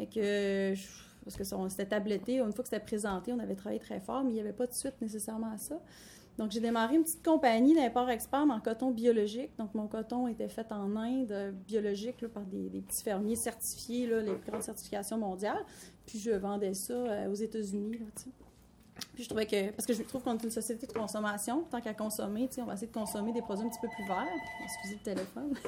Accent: Quebec City region, Canada; also born or lived in Lac-Saint-Jean; je suis née au Lac-Saint-Jean, on est arrivé dans la région de Québec, j'étais moins de 5 ans

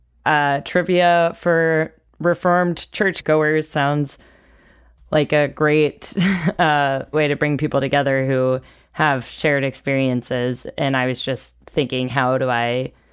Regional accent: Atlanta, Georgia, United States; also born or lived in New York; I grew up in Atlanta, but I went to school in New York and I was in the Peace Corps

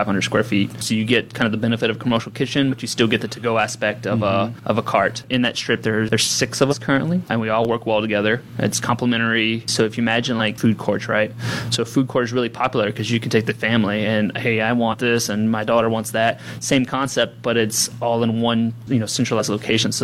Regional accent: Louisiana, United States; now in Portland, United States; I'm from Louisiana originally

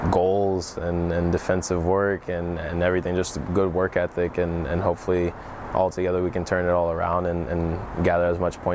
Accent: Germany; I grew up in Germany, so my first thought obviously was to go back to Germany.

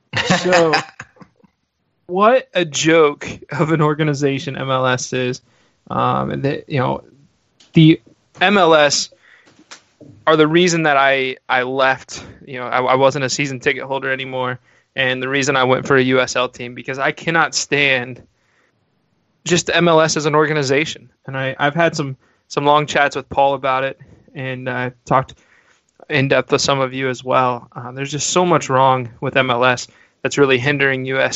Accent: Ohio, United States; I am from Ohio

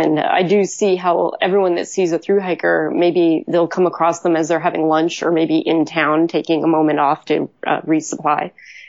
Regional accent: Illinois, United States; moved away as an adult; now in Portland, United States; I was from the Midwest, so I was from Illinois, and I, long story short, ended up moving out to Portland.

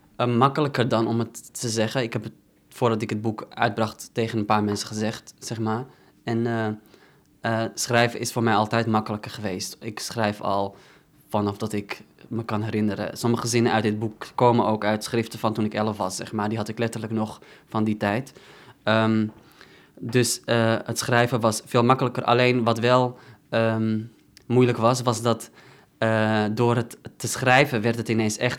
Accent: Netherlands; dan voelde ik me weer bijvoorbeeld meer Nederlander en dan, en dan minder Marokkaan

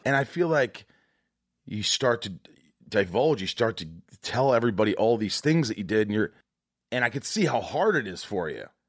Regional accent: Evansville, Indiana, United States; I'm also from Indiana. I grew up in southern Indiana

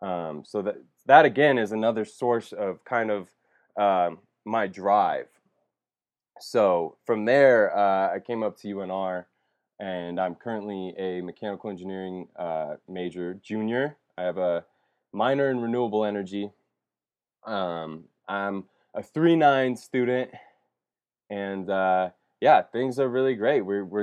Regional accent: Las Vegas, Nevada, United States; So I was born in Vegas. To a great family.

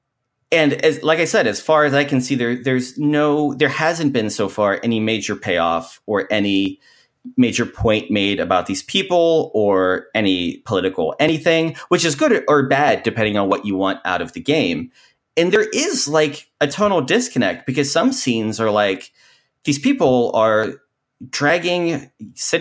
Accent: Kentucky, United States; I grew up in Kentucky

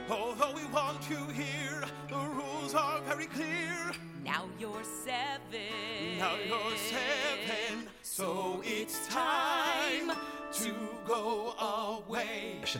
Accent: Scotland, United Kingdom; I am Scottish.

